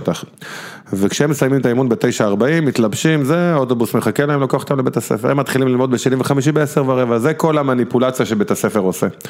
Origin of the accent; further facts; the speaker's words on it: Bnei Brak, Tel Aviv District, Israel; אני זוכר בתור ילד בפרדס כץ